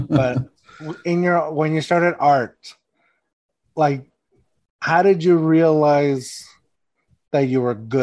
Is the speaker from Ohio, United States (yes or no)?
no; Texas, United States; also born or lived in Mexico / Austin; now in San Antonio, United States; I am hardcore Texan, but I'm not from San Antonio. I am from Texas in a way, but I was born in Mexico.